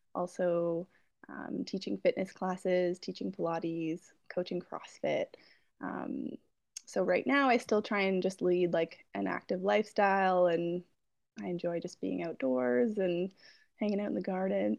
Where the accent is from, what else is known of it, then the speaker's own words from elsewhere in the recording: Peterborough, Ontario, Canada; I'm from Peterborough, uh, Ontario